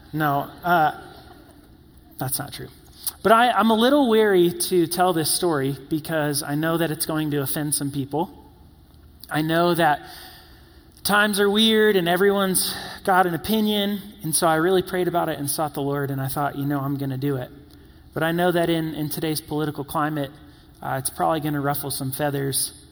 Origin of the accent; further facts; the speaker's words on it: the South, United States; and in growing up in the South, you hear about this fabled place called In N Out.